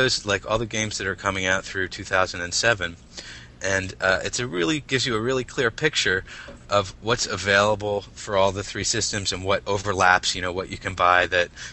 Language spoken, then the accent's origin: English; Philadelphia, Pennsylvania, United States; moved away as an adult; now in Reading, United States; I'm from the Philadelphia area. I actually live in Reading right now. We just moved recently. But, you know, I spent most of my life in the Philadelphia area